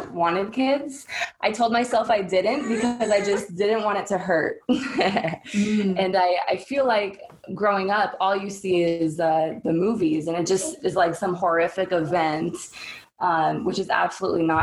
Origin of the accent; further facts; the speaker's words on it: Seattle, Washington, United States; now in Southwest Florida, United States; I grew up in Seattle